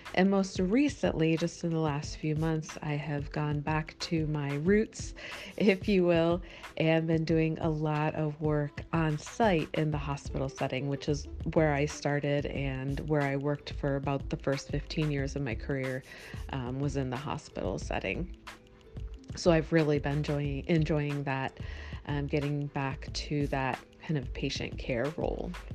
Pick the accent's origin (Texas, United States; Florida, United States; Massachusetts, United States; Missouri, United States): Florida, United States; Miami; moved away; also born or lived in Midwest / Costa Rica; I uh, grew up in Miami, Florida, and then lived in the Midwest for most of my life